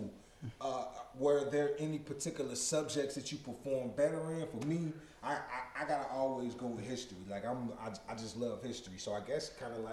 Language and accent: English; Alabama, United States; moved away; also born or lived in Bowling Green, Kentucky; I'm from down south too, I'm from Bama.